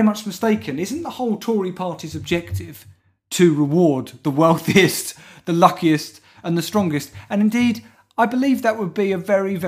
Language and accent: English; United Kingdom; I'm British. I'm proud to be British.